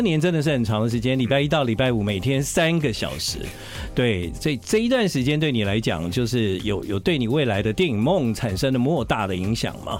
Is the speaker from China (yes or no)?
no; Taiwan; 我们在台湾长大的孩子